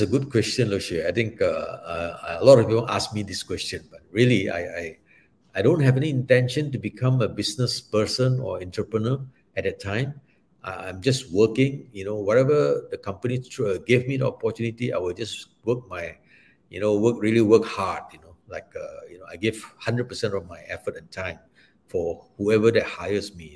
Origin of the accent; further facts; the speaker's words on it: Malaysia; also born or lived in Singapore; I'm a Malaysian